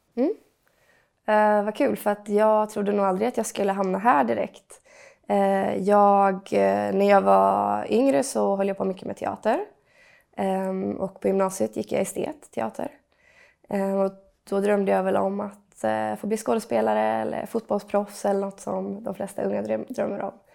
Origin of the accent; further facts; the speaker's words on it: western Sweden, Sweden; moved away as an adult; also born or lived in Gothenburg; now in Stockholm, Sweden; jag är från Västsverige, uppvuxen på en gård